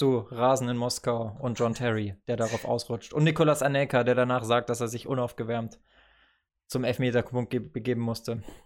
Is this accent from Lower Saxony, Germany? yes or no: no; Bavaria, Germany; moved away; aus der Gemeinde in Bayern, also aus dem Nachbardorf, wenn man so will äh, wo ich aufgewachsen